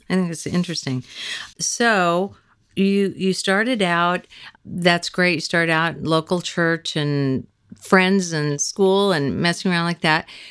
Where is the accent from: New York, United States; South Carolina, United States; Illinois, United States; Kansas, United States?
Kansas, United States; moved away as an adult; now in Los Angeles, United States; we're both from Kansas